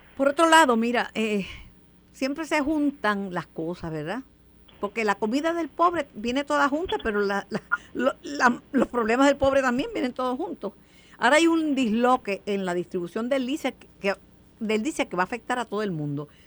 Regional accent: Mayagüez, Puerto Rico; Mayagüez, mi pueblo

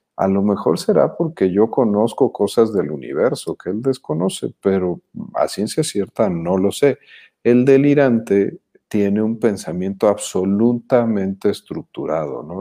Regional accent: Jalisco, Mexico; now in Mexico City, Mexico; somos jalisquillos avecindados en la Ciudad de México, somos chilangos ya desde hace un rato

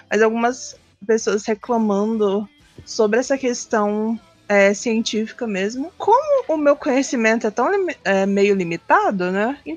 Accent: Brazil; a gente é brasileiro.

